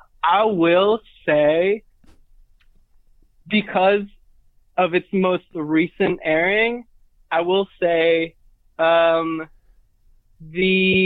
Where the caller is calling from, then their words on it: New York City, New York, United States; I'm calling from New York.